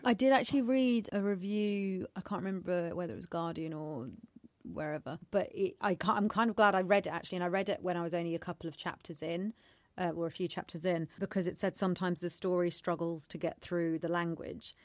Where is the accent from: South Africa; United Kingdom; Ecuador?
United Kingdom; I'm British born and raised.